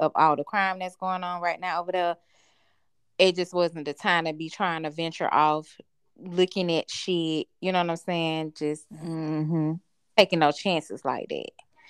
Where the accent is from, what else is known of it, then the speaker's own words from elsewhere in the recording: Jacksonville, Florida, United States; I ain't from Miami or Orlando. No shit, y'all know. I'm from Duval County. The C. The home of the Jacksonville Jaguars.